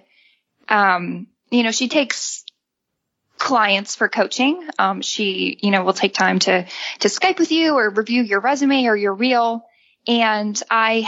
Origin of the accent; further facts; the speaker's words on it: Illinois, United States; moved away as an adult; also born or lived in Indiana / Utah; I'm actually from Illinois. So born and raised in the Midwest